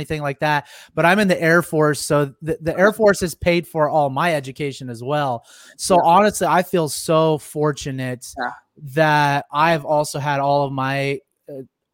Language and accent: English; Northern California, United States; I'm from Cali. I don't live in LA. I'm from Northern California